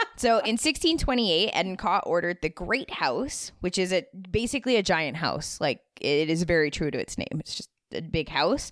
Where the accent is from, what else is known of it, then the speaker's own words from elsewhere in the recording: Canada; I am definitely a first generation Canadian